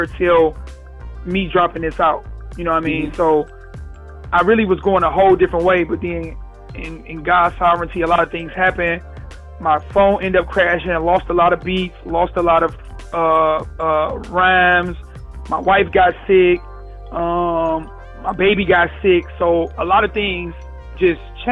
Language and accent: English; Detroit, Michigan, United States; I'm from Detroit